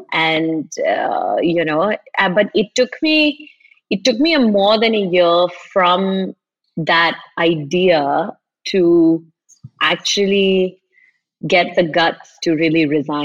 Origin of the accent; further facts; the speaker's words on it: Kerala, India; also born or lived in Middle East; So I am from Kerala, but I didn't grow up here. I grew up like a lot of Keralites in the Middle East.